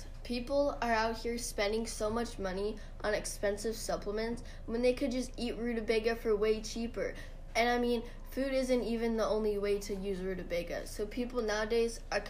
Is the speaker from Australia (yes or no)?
no; Sweden; now in Washington, United States; Oh, well, I'm originally from Sweden. That's where rutabaga grow primarily. And like I said earlier, I now live on a small farm in Washington.